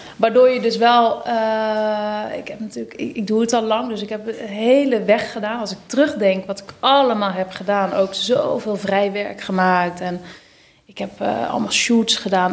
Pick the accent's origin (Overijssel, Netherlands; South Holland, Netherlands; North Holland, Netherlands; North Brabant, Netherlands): North Brabant, Netherlands; Schijndel; in Schijndel, dat is in Brabant